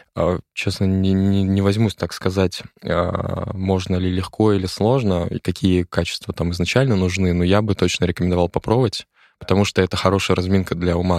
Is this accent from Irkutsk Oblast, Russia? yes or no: no; Nakhodka, Primorsky Krai, Russia; Это в Находке. Я из Находки.